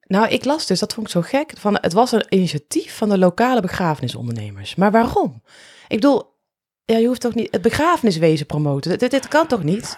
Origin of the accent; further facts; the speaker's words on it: Netherlands; als Nederlanders